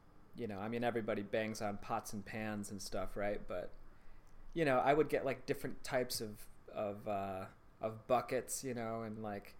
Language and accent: English; Michigan, United States; moved away; also born or lived in Chicago; the town that I grew up in Michigan